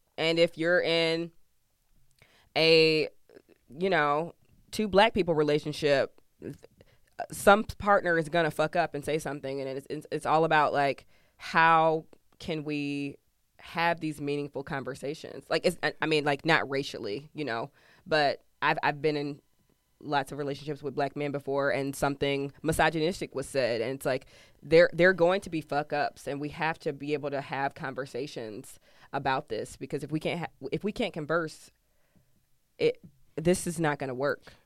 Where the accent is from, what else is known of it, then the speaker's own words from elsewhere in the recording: Georgia, United States; I'm from Georgia